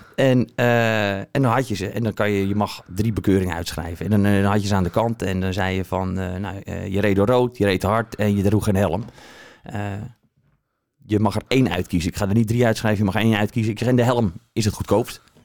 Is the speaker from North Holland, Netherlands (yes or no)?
yes; Aerdenhout, North Holland, Netherlands; moved away as an adult; also born or lived in Haarlem; now in Alkmaar, Netherlands; Geboren in Aardenhout.